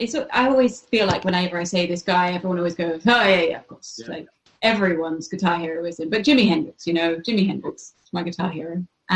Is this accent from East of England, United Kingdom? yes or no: yes; King's Lynn, East of England, United Kingdom; moved away as an adult; also born or lived in Hackney, London / Walthamstow, London; now in London, United Kingdom; me and Lauren, the bass player, we're from Kings Lynn.